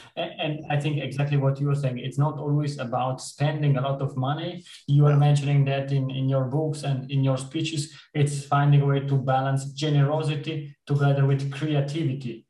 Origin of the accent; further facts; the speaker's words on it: Switzerland; I am coming from Switzerland